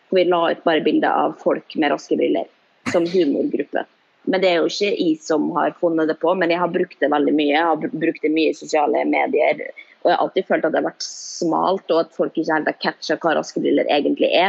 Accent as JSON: {"language": "Norwegian", "town": "Molde", "region": "Møre og Romsdal", "country": "Norway", "said": "i hvert fall der jeg kommer fra, jeg kommer fra Molde, fra bygda, vært en, en greie alltid."}